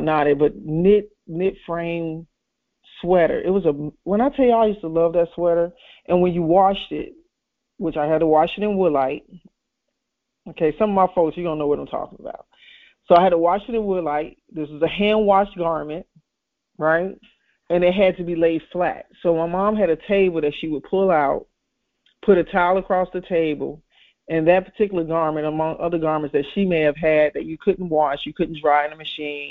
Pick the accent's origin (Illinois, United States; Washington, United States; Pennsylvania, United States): Illinois, United States; Chicago; I grew up in Chicago